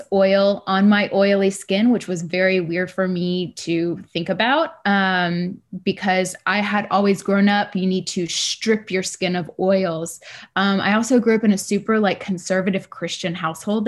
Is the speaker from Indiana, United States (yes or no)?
no; Texas, United States; moved away as an adult; now in Richmond, United States; I grew up in Texas